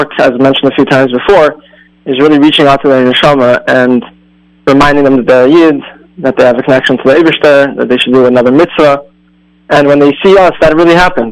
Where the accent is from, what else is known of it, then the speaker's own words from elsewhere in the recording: Cleveland, Ohio, United States; I grew up in Cleveland, Ohio